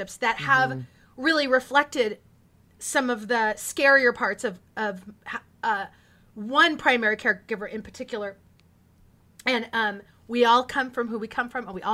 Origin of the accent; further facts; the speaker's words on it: Porterville, California, United States; I was raised in the Central Valley of California